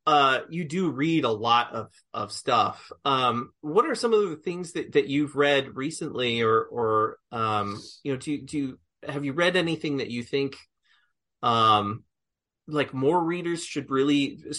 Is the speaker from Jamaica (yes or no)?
no; California, United States; born there; also born or lived in Colorado / New York / Kansas; now in Arkansas, United States; I grew up in I've grown up all over. I lived in, I was born in California. I lived in Colorado. I lived in upstate New York. I moved to Kansas, and then came to Arkansas for my grad degrees.